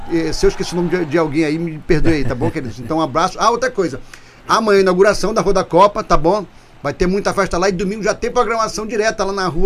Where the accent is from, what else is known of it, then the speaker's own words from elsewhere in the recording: Manaus, Amazonas, Brazil; born there; Nasci em Manaus